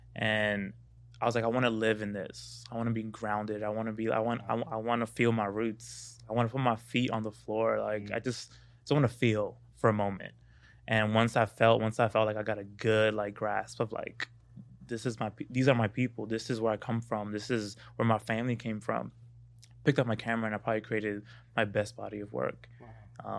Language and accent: English; New York City, New York, United States; moved away as an adult; now in Los Angeles, United States; I didn't know who I was growing up in Brooklyn, being a Dominican black kid